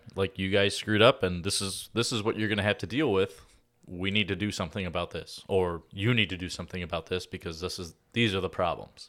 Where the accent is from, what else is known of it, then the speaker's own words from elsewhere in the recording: Oak Lawn, Illinois, United States; I grew up in Oak Lawn